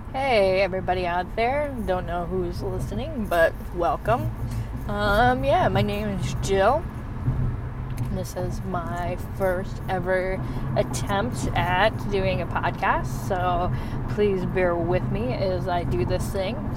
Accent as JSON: {"language": "English", "region": "Michigan", "country": "United States", "said": "I'm from the north, I'm from Michigan"}